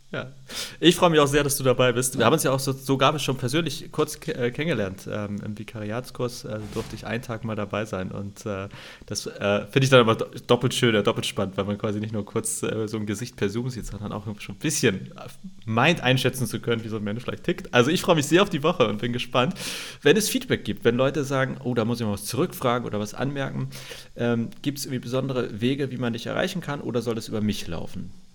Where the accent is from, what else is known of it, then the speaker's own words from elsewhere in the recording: Hamburg, Germany; also born or lived in Greifswald / Berlin; wo ich aufgewachsen bin in Hamburg, Schnellsen